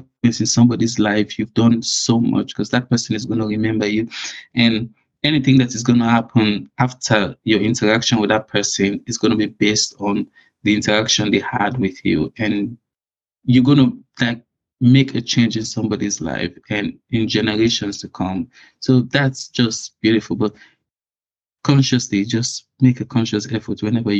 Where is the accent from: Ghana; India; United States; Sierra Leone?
Sierra Leone; now in United Kingdom; I was born in Sierra Leone